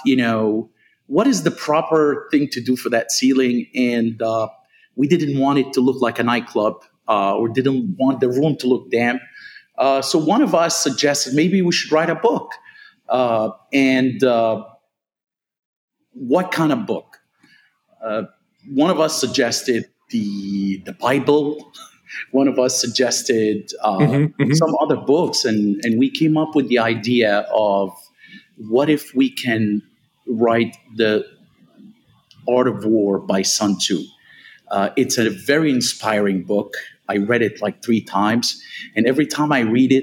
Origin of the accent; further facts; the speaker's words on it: New York, United States; moved away as an adult; now in Atlanta, United States; I'm originally from New York